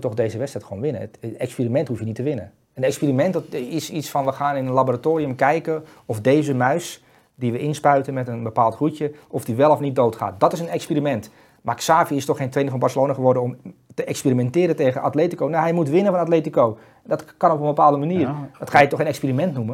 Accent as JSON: {"language": "Dutch", "country": "Netherlands", "said": "wij centrale verdedigers als Nederlanders"}